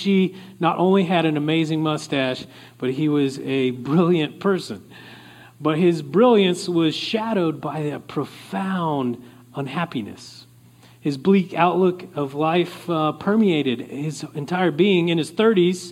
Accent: Oklahoma, United States; moved away; I come from Oklahoma originally

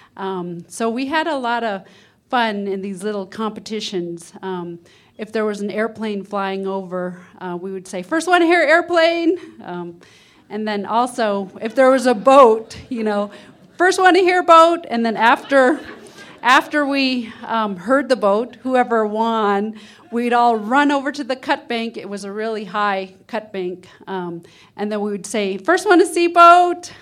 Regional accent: Huslia, Alaska, United States; I'm from Hooslea, which is in the northern interior of Alaska, way up, um, northwest of Fairbanks. And I grew up in fish camp

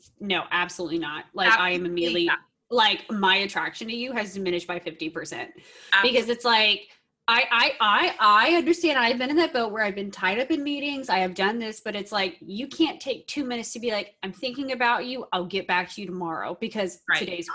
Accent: Texas, United States; now in California, United States; I'm originally from Texas

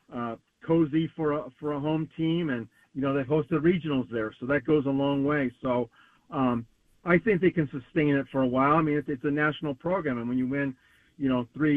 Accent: Santa Clara, California, United States; growing up in Santa Clara, our Little League, Briarwood Little League, went to the Little League World Series Championship in 1969

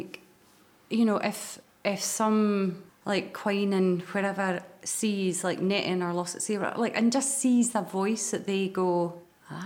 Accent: Moray, Scotland, United Kingdom; I'm from Murray, so there wasn't like a theatre there

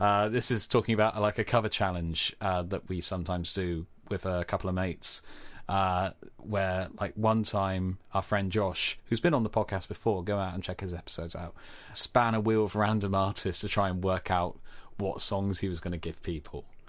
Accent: Cornwall, South West England, United Kingdom; Being Cornish

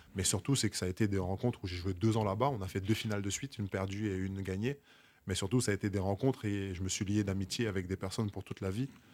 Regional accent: Basse-Terre, Guadeloupe; also born or lived in Cholet, France / Poitiers, France; now in Paris, France; chez moi en Guadeloupe

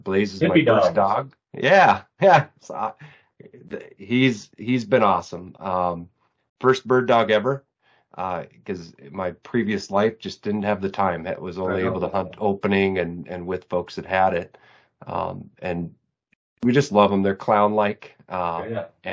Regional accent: Minnesota, United States; I'm from Minnesota, born and raised

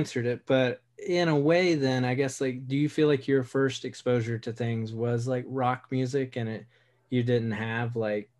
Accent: Wilmington, North Carolina, United States; moved away; I grew up in Wilmington, North Carolina.

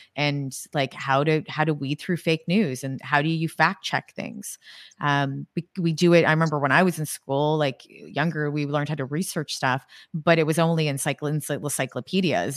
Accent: Canada; I'm Canadian

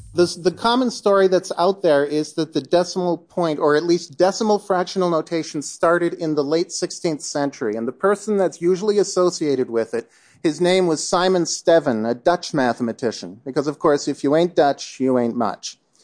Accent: Canada; I'm from Canada

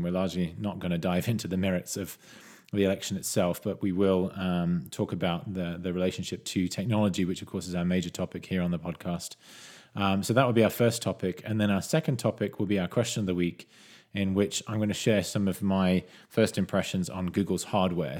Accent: United Kingdom; now in United States; I'm a British citizen who's not yet a U S citizen

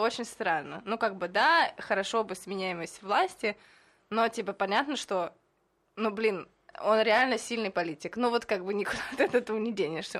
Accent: Moscow, Russia; moved away as an adult; now in Israel; Я еще из Москвы

